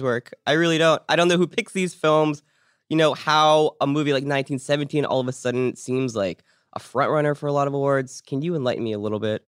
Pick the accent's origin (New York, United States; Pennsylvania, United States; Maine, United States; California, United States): Pennsylvania, United States; Pittsburgh; I was born in Pittsburgh